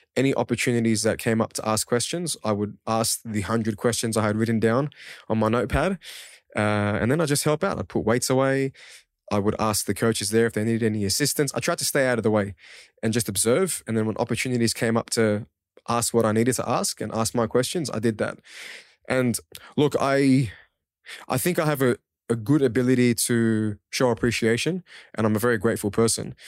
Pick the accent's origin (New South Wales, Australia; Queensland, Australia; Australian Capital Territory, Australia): New South Wales, Australia; Auburn; first language Kurdish; English is a second language; also born or lived in Sulaymaniyah, Iraq; I grew up in Auburn and those areas